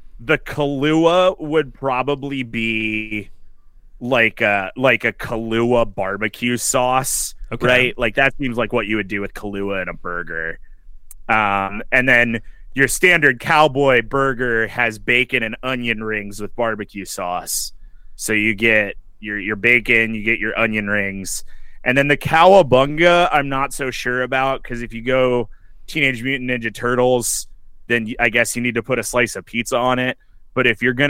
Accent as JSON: {"language": "English", "region": "Western Pennsylvania", "country": "United States", "tie": "born or raised there", "said": "I grew up in Western Pennsylvania"}